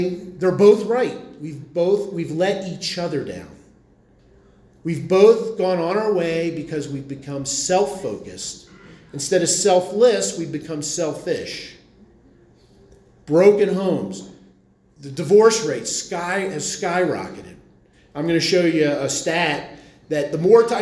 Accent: Philadelphia, Pennsylvania, United States; I come from Philly

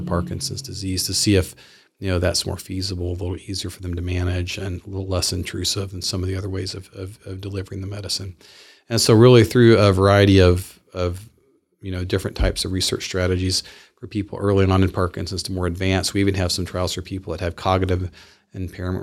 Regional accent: the South, Southern United States, United States; I am a Southerner.

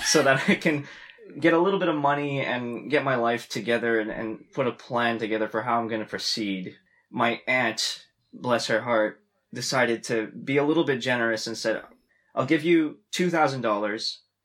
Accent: Ottawa, Ontario, Canada; moved away as an adult; also born or lived in Long Beach, California; now in London, United Kingdom; I'm from Canada

